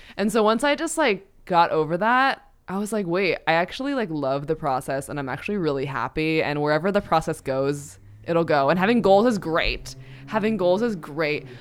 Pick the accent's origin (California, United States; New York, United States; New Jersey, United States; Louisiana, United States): New York, United States; as a New Yorker